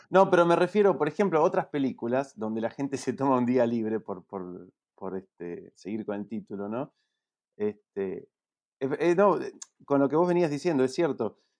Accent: Neuquén, Argentina; moved away; yo crecí en Neuquén

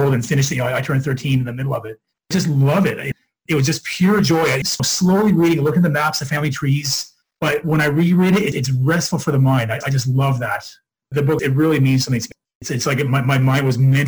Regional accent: Oshawa, Ontario, Canada; I'm from Oshawa, Ontario, which is near Toronto.

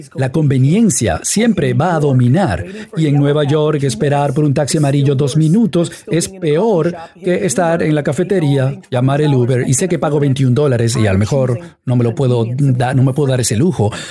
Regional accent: India; moved away; Donde yo crecí en la India

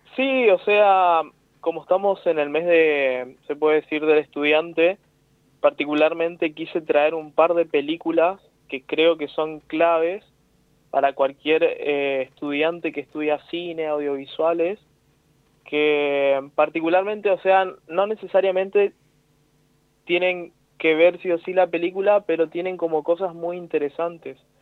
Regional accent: Corrientes, Argentina; Corrientes, digamos, donde yo nací, donde soy criado

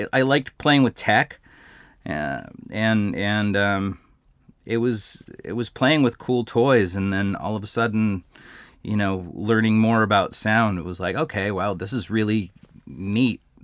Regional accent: Glendora, California, United States; I was born and raised in Glendora

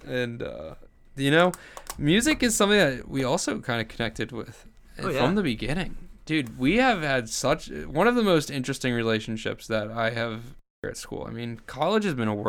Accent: New Jersey, United States; born there; I was born in New Jersey.

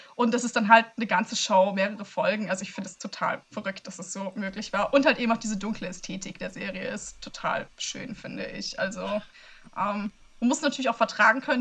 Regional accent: Germany; in meinem Heimatland

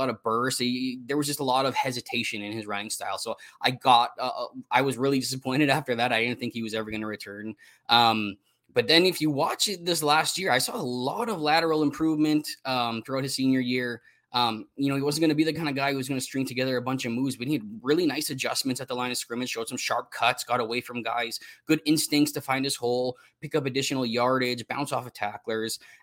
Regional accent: Canada; I'm from Canada

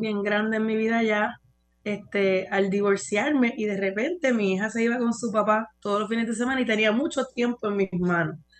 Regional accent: San Juan, Puerto Rico; moved away as an adult; also born or lived in New York, United States; natural de San Juan. Eh, aquí nací, aquí me crié

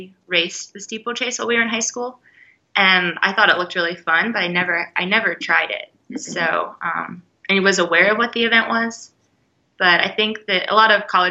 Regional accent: Nixa, Missouri, United States; moved away as an adult; also born or lived in Kansas City, Missouri / New Mexico; I'm from Nixon, Missouri

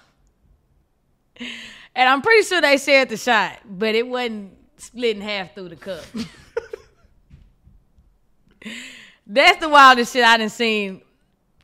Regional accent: Houston, Texas, United States; I'm from Acres Home, I'm a North Side baby

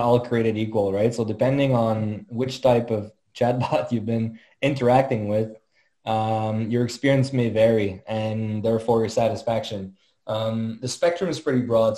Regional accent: Montreal, Quebec, Canada; born and raised in Montreal, as, as you realize with the French name, uh, French-Canadian, proud French-Canadian

